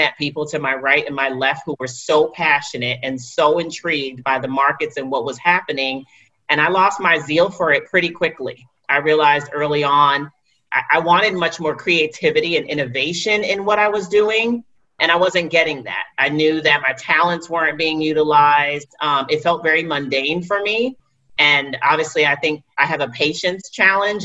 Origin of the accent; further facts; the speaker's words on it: New York City, New York, United States; go back to New York City, to Wall Street